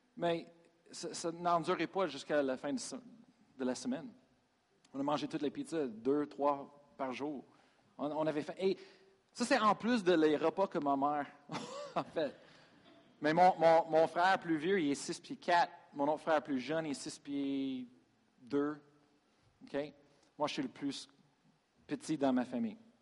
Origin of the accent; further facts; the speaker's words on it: United States; French is a second language; moved away as an adult; now in Sherbrooke, Canada; Je suis américain